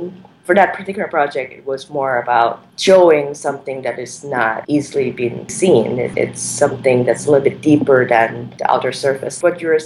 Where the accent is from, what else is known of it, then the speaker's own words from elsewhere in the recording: Thailand; I was growing up in Thailand